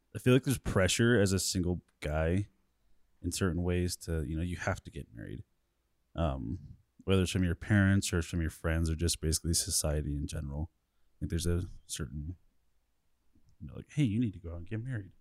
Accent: Colorado, United States; I'm from Colorado, born and raised here

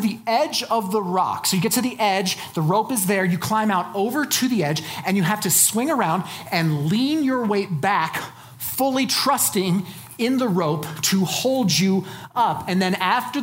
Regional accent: Colorado Springs, Colorado, United States; I'm from Colorado Springs. I started climbing in high school in the Garden of the Gods

